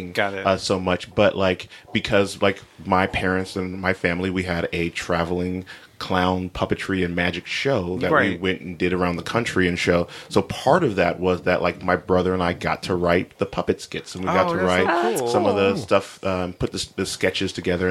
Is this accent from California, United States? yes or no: yes; Los Angeles, California, United States; I am born and raised in Los Angeles, California